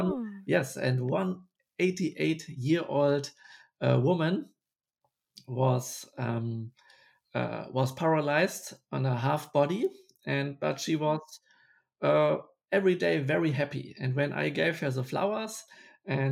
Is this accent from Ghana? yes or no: no; Bremen, Germany; English is a second language; my hometown, Bremen